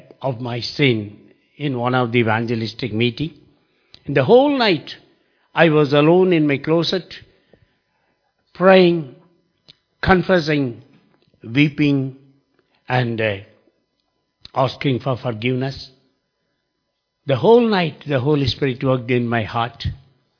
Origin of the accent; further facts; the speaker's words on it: Mysore, Karnataka, India; I came from a city called Mysore which is in the South India.